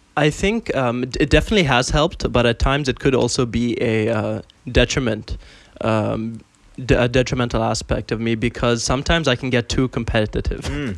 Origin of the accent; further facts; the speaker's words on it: Bahrain; now in Dubai, United Arab Emirates; I am from Bahrain, but uh, currently in Dubai